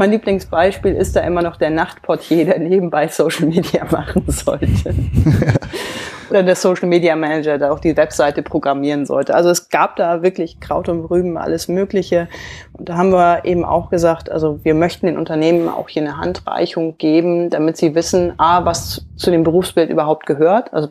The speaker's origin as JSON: {"language": "German", "region": "Hamburg", "country": "Germany", "accent": "Hamburg", "said": "man hört vielleicht so ein bisschen, ich habe so einen leichten Hamburger Akzent"}